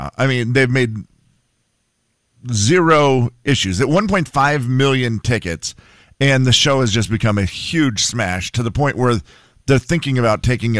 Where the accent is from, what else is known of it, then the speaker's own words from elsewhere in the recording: United States; as an American, that's how we say it.